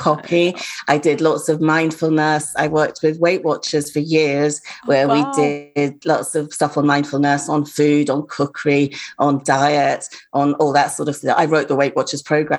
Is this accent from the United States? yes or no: no; Nigeria; now in United Kingdom; I was brought up in Nigeria.